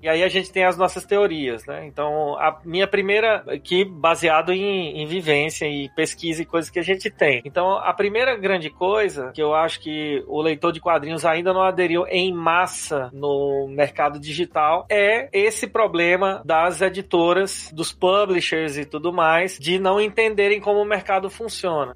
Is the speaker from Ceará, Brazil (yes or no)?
no; Paraíba, Brazil; moved away as an adult; now in São Paulo, Brazil; eu sou lá da Paraíba, né? Tô aqui em São Paulo já faz oito anos